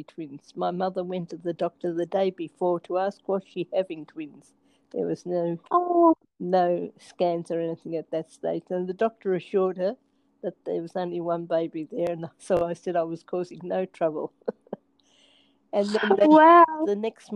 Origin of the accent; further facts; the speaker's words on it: Bendigo, Victoria, Australia; I grew up in Bendigo